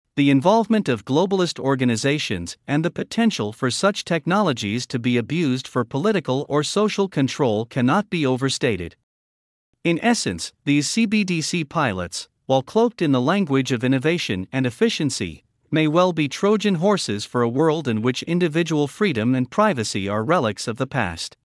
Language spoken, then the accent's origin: English; New Hampshire, United States; my home state of New Hampshire